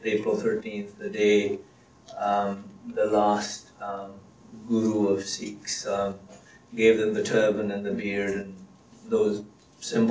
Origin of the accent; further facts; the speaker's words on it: Punjab, India; first language Punjabi; English is a second language; also born or lived in England; now in Canada; I was born and raised in India in a Sikh family